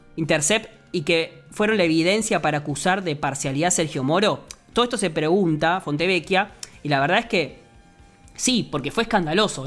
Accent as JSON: {"language": "Spanish", "country": "Argentina"}